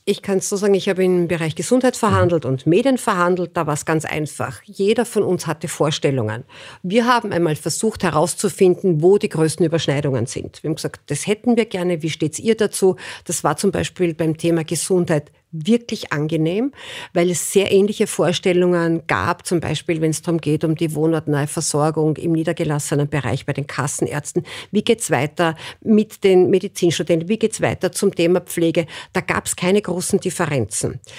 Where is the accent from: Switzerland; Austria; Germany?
Austria; Burgenland; ich komme aus dem Burgenland